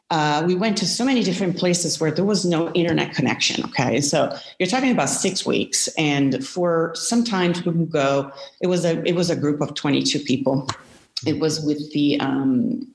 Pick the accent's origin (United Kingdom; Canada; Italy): Italy; Milan, Lombardy; moved away as an adult; also born or lived in United States; I'm originally from Milan, Italy, and I moved to the States in my early 20s.